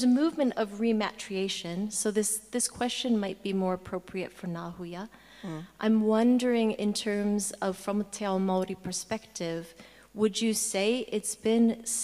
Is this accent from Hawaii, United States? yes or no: yes; Hawaiian Islands, United States; I'm from the Hawaiian Islands